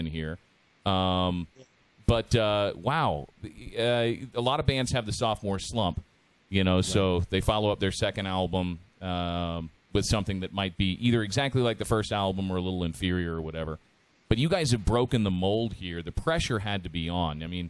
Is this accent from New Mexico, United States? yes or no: no; San Antonio, Texas, United States; Marshall High School and growing up in San Antonio